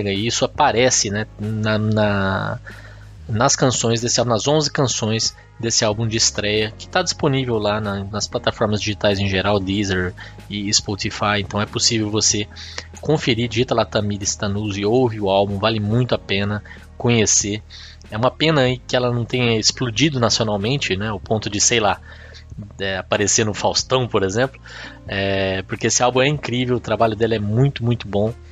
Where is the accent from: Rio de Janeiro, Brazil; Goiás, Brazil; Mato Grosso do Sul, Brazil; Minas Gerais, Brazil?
Mato Grosso do Sul, Brazil; also born or lived in São Paulo; Porque eu, apesar de paulistano de nascença, cresci e me criei no Mato Grosso do Sul.